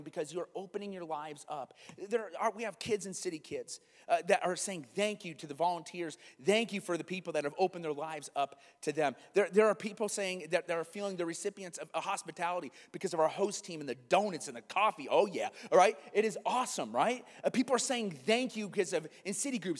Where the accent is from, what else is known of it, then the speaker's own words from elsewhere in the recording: Iowa, United States; me growing up in Iowa